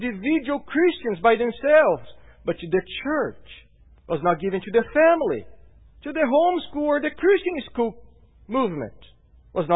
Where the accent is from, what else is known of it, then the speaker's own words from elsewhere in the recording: Brazil; now in Salem, United States; I come from Brazil.